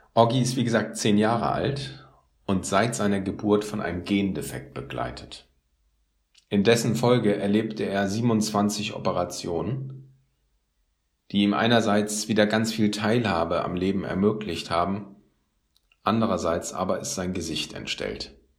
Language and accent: German; Northern Germany, Germany; als Norddeutscher